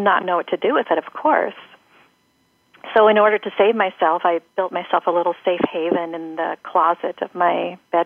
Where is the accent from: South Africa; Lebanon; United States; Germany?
United States; Seattle, Washington; I grew up in Seattle in a dysfunctional household